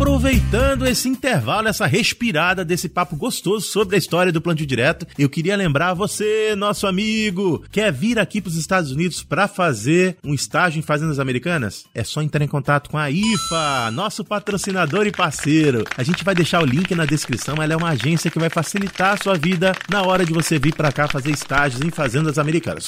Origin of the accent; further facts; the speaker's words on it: Paragominas, Pará, Brazil; also born or lived in Belém; Eu sou de Belém, eu sou de, do Pará, eu sou de Paragominas